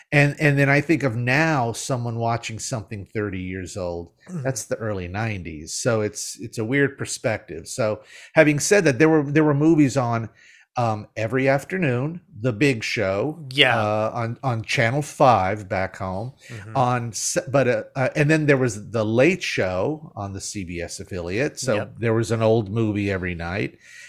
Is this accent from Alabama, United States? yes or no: yes; Mobile, Alabama, United States; So and I grew up in Mobile, Alabama.